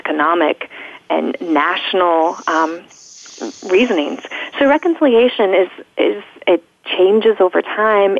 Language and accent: English; Virginia, United States; moved away as an adult; now in Indiana, United States; I'm from Virginia